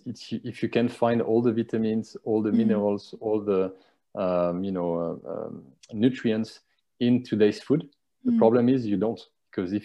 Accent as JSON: {"language": "English", "country": "France", "moved": "yes", "lives_now": "Dubai, United Arab Emirates", "said": "I'm from France"}